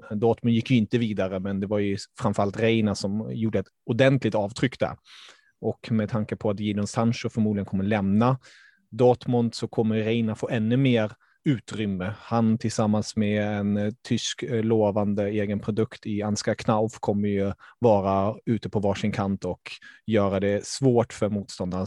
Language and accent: Swedish; Stockholm, Stockholm County, Sweden; born or raised there; also born or lived in Germany